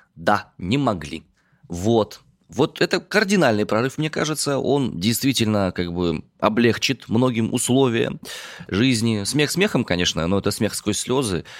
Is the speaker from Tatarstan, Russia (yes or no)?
no; Omsk, Omsk Oblast, Russia; родом я из Омска